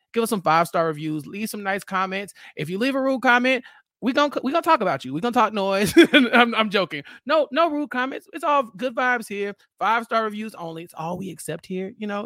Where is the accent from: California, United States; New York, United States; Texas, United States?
Texas, United States; I'm from Texas and we have random horses